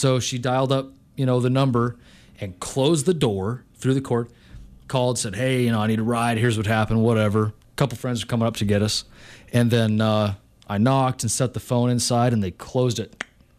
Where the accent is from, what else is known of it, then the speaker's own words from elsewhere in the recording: Montana, United States; You'd think I wasn't born and raised in Montana.